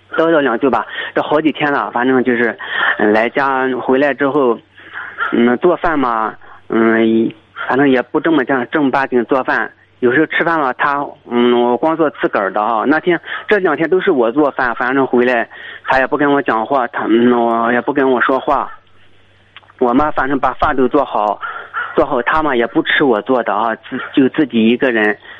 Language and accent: Chinese; Weifang, Shandong, China; 我是那个韩挺的韩挺的潍坊的